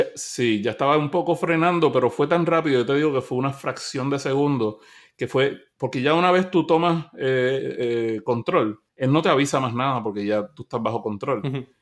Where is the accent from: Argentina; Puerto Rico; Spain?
Puerto Rico; first language Spanish; yo soy de Puerto Rico, pero yo me considero latinoamericano